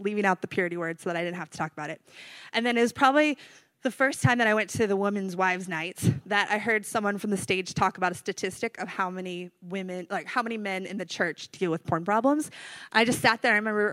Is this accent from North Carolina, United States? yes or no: yes; North Carolina, United States; moved away as an adult; also born or lived in California; I'm from North Carolina